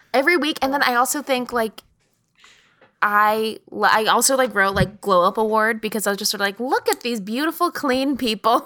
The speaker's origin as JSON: {"language": "English", "region": "Texas", "country": "United States", "said": "I'm from Texas, so the accent"}